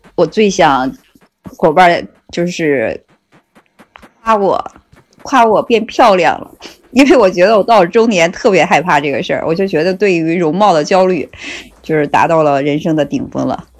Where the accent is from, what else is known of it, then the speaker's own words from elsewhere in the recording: Northeast China, China; 就我们东北人就讲，我就觉得我们就是实在人，